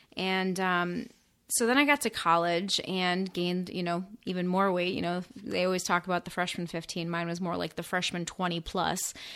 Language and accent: English; Florida, United States; moved away as an adult; also born or lived in northern Indiana; I'm from Florida